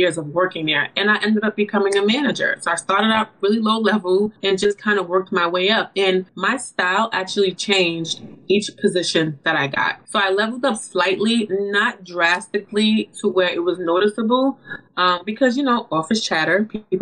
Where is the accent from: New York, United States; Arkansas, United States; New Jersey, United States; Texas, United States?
New York, United States; New York City; I'm from New York City